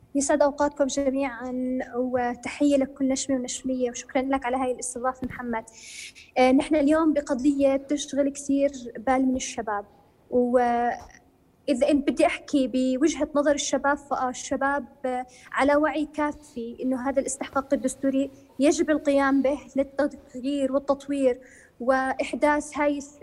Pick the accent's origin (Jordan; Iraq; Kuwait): Jordan; انا كمواطن اردنيه